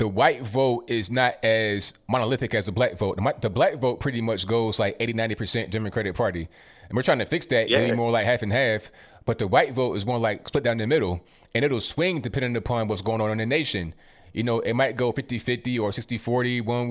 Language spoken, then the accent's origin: English; Virginia, United States; moved away as an adult; now in Tennessee, United States; I grew up in Virginia, lived there for a long time. Obviously, I'm not there anymore. I'm in Tennessee.